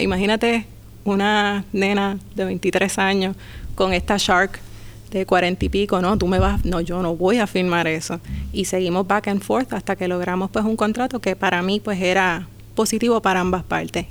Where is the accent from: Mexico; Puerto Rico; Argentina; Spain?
Puerto Rico; Humacao; also born or lived in Las Piedras; Soy del pueblo de Humacao, de Las Piedras también.